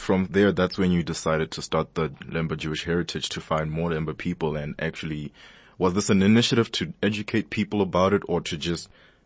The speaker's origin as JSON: {"language": "English", "region": "Limpopo", "country": "South Africa", "tie": "born or raised there", "said": "growing up in Limpopo, especially in parts of Venda"}